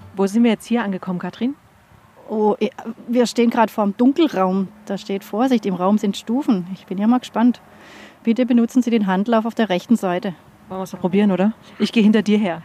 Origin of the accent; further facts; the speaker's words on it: near Frankfurt, Hesse, Germany; wir kommen aus Frankfurt, aus der Nähe von Frankfurt